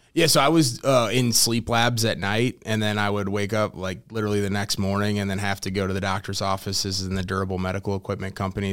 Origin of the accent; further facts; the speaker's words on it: St. Louis, Missouri, United States; born and raised in St. Louis, Missouri, uh, lived there pretty much my entire life.